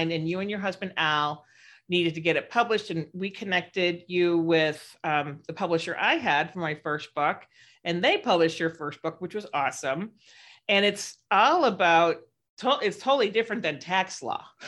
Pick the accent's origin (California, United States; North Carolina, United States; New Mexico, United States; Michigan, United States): California, United States; San Francisco; I'm from San Francisco.